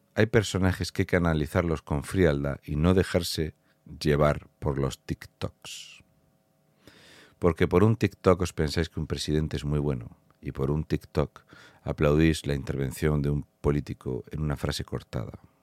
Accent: Fuente Álamo de Murcia, Region of Murcia, Spain; soy de Fuente Álamo de Murcia

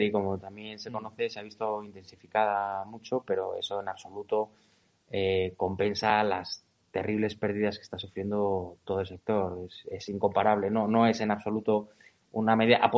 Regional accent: Spain

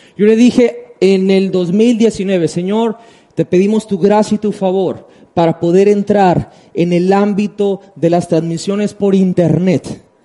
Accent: Tabasco, Mexico; voy a hablar por Tabasco y amo mi tierra

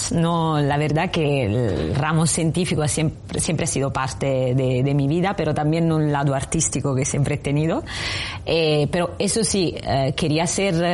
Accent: Southern Italy, Italy; accent: Italian; Spanish is a second language; moved away as an adult; also born or lived in Rome; now in Spain; Yo soy de un, vengo no de, de Italia, como se notará de mi acento, y, soy bastante del sur de Italia

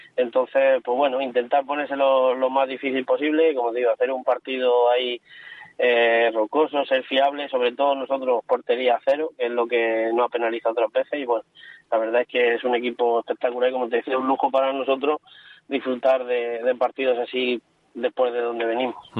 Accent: Cartagena, Region of Murcia, Spain

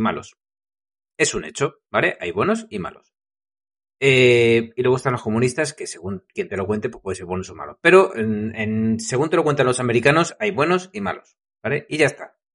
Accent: Madrid, Community of Madrid, Spain; Yo soy de Madrid

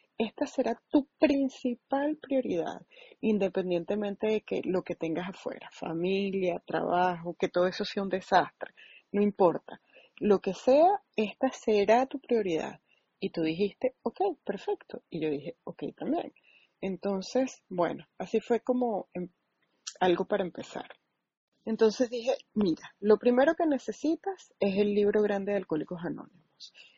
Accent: St. Louis area, Illinois, United States; soy de Illinois y miro el Gateway Arc. Entonces, estoy cerca de Missouri, pero bueno, me refiero a que soy como del área de San Luis

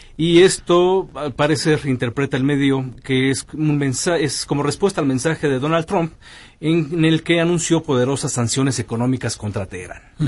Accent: Mexico

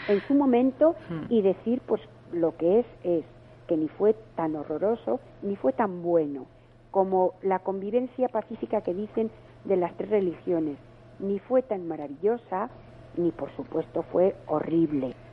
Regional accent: León, Castile and León, Spain; yo soy de León, pero mi familia es vasca

